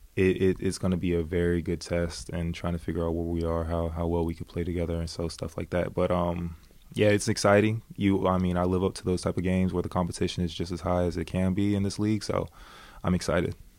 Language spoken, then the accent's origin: English; United States; moved away as an adult; now in Sweden; I'm I'm an American Belgian guy